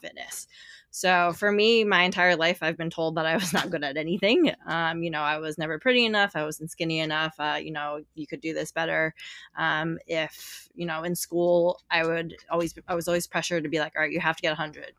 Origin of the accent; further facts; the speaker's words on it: New York City, New York, United States; I'm from New York City